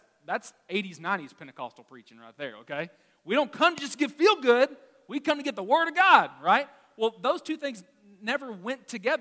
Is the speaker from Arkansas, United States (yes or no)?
yes; Arkansas, United States; I'm from Arkansas